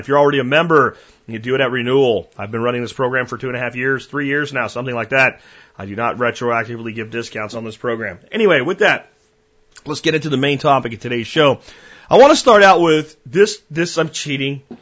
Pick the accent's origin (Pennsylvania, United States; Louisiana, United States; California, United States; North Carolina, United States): Pennsylvania, United States; Pennsylvania mountains, United States; moved away; also born or lived in Florida; I grew up in the Pennsylvania mountains